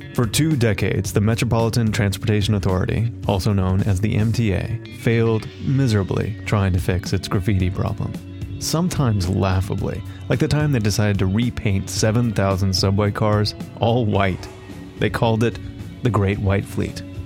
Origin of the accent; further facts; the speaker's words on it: Ohio, United States; I grew up mainly in Ohio